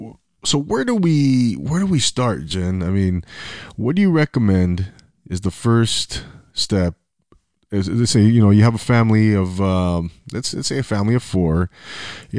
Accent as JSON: {"language": "English", "town": "Rancho Cucamonga", "region": "California", "country": "United States", "tie": "born or raised there", "said": "I grew up in Rancho Cucamonga"}